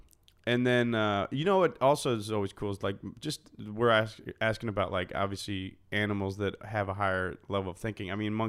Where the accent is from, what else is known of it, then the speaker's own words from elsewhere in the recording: Cincinnati, Ohio, United States; also born or lived in Arizona; No. So then I grew up, born and raised in Cincinnati, Ohio, and then went to Arizona State University.